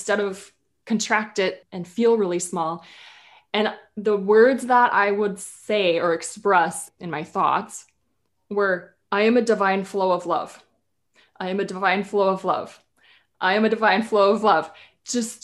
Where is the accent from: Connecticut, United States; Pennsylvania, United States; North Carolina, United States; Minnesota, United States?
Minnesota, United States; growing up in Minnesota